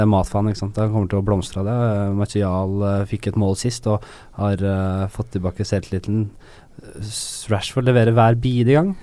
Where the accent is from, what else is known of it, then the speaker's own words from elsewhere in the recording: Norway; jeg er fra Norge